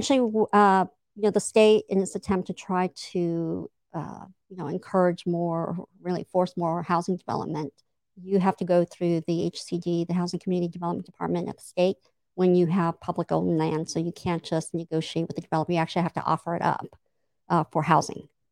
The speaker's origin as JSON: {"language": "English", "town": "Imperial Beach", "region": "California", "country": "United States", "tie": "born or raised there", "said": "I grew up in Imperial Beach"}